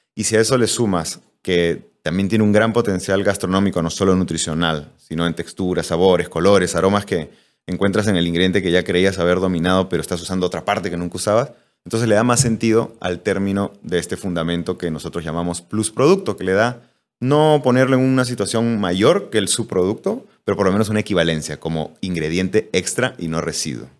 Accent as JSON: {"language": "Spanish", "country": "Peru", "said": "yo soy cocinero peruano"}